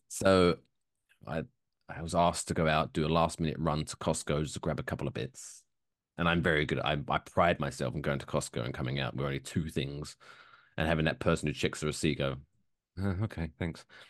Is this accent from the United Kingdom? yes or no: yes; United Kingdom; now in United States; me being British